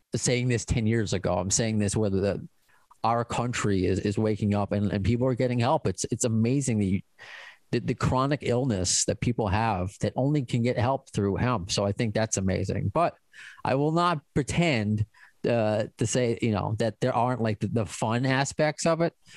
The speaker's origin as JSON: {"language": "English", "region": "New York", "country": "United States", "said": "I'm also Jewish from New York"}